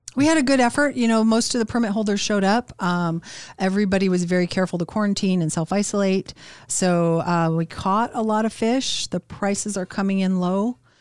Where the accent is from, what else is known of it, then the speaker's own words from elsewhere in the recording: Anchorage, Alaska, United States; I was born in Elmendorf